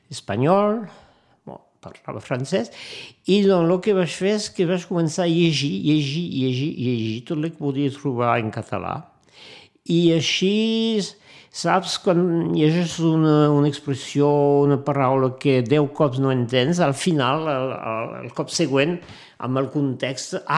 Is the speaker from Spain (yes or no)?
no; Perpignan, Occitania, France; also born or lived in Brest; now in Montpellier, France; A Montpellier, passa la meva joventut a Perpinyà, i però fa, fa anys i panys que, que visc a Montpellier, sí.